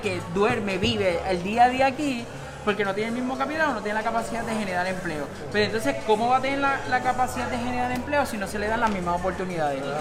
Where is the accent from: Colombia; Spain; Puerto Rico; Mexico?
Puerto Rico